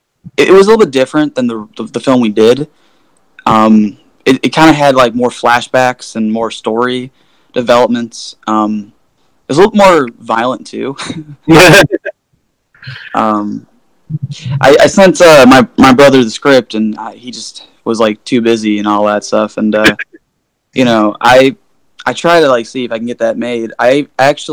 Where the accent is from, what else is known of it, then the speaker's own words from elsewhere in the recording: Oak Forest, Illinois, United States; I am from Oak Forest, Illinois